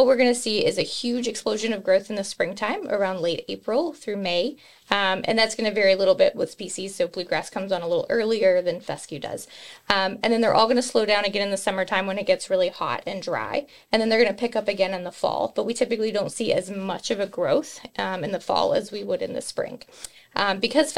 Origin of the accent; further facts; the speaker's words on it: West Texas, United States; moved away as an adult; now in Kentucky, United States; I am native from West Texas, came here for the Kentucky Corn Management Internship Program back in 2007 and fell in love with industry and never left